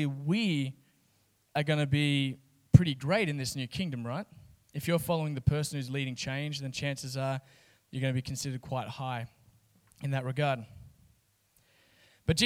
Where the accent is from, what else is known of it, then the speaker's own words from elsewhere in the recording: Kalgoorlie, Western Australia, Australia; I grew up in Kalgoorlie, 30,000 people.